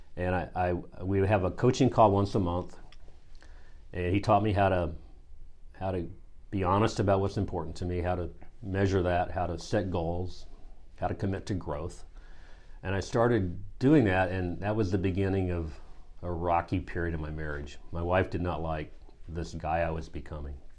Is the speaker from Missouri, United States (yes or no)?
yes; small town near Kansas City, Missouri, United States; now in Durham, North Carolina, United States; I grew up in Missouri in a small town near Kansas City